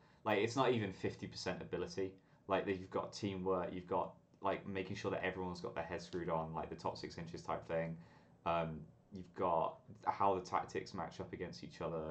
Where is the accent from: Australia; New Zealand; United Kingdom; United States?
United Kingdom; England; As an Englishman